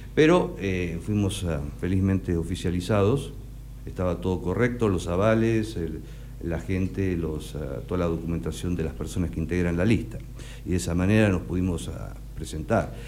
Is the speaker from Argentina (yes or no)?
yes; Necochea, Buenos Aires Province, Argentina; moved away as an adult; also born or lived in United States; yo nací acá, hice, hice mi escuela primaria acá, hice mi secundario